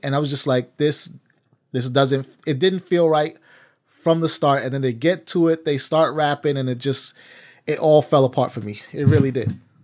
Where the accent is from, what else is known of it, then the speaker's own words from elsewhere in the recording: New York City, New York, United States; I'm Belizean from Harlem